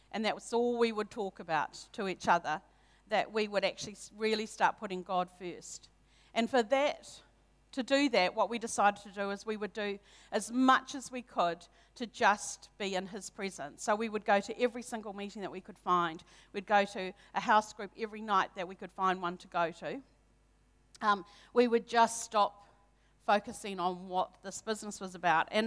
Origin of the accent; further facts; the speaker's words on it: Hamilton, Waikato, New Zealand; I was brought up in Hamilton um, with one older brother from a non Christian family.